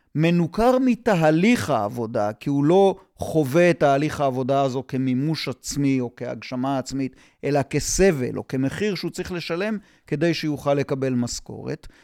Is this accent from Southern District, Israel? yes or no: yes; Yotvata, Southern District, Israel; אני בן קיבוץ יוטבתה